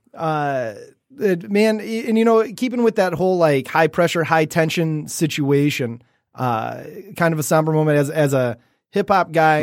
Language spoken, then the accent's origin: English; Detroit, Michigan, United States; we're from Detroit